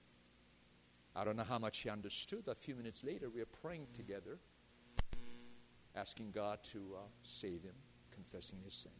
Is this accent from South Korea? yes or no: yes; South Korea; now in United States; I was born in Korea. I chose to be an American citizen